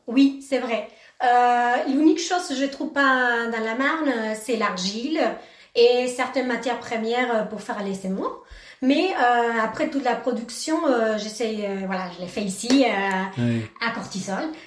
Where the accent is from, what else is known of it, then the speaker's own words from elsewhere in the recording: Argentina; French is a second language; now in Courtisols, France; je suis argentine